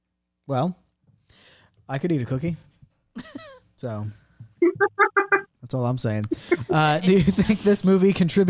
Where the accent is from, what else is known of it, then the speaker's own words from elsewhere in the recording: United States; because we're American